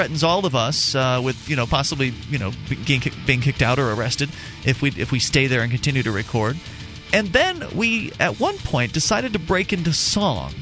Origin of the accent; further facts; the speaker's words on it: Florida, United States; now in New Hampshire, United States; I'm from Florida originally